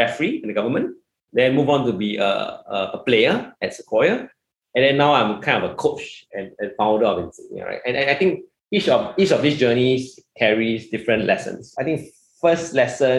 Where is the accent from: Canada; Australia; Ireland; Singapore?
Singapore; also born or lived in United States; I'm Singaporean like yourself